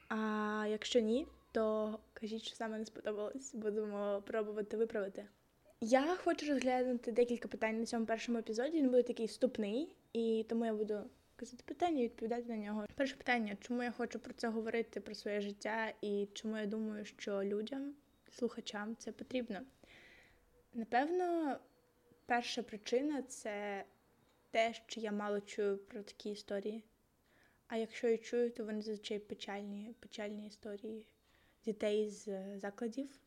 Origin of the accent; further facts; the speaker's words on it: Zaporizhzhia, Zaporizhzhia Oblast, Ukraine; Я з Запоріжжя, якщо вам цікаво, я з бабурки жила там 12 років